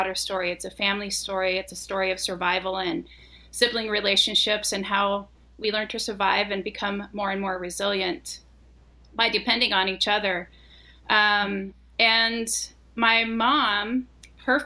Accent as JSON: {"language": "English", "town": "Colonia LeBaron", "region": "Chihuahua", "country": "Mexico", "tie": "born or raised there", "said": "I grew up in Colonial LeBaron, and it was, or is still, a colony in Chihuahua, Mexico"}